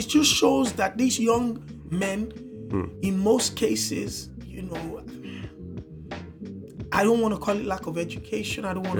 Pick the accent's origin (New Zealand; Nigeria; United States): Nigeria; As a Nigerian working 24/7